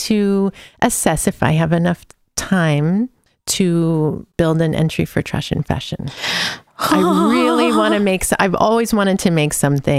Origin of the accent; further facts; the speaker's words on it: California, United States; also born or lived in Livermore / San Francisco; I was born in the East Bay in Livermore, California, also because there wasn't a hospital where we were living, which might have been Pleasanton or Alamo. I'm not sure. I don't remember. But then I lived in San Francisco as a kid